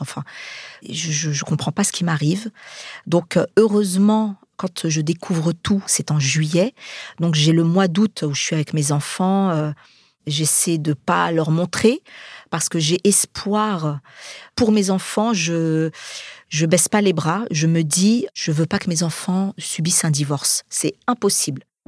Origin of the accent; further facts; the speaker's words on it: Saint-Denis, Île-de-France, France; Je suis de Saint-Denis. Je suis née en 74. On est une fratrie de sept